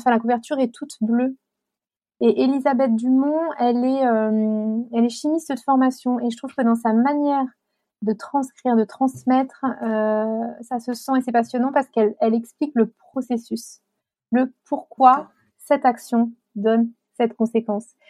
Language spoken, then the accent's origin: French; Chartres, Centre-Val de Loire, France; j'ai grandi à Chartres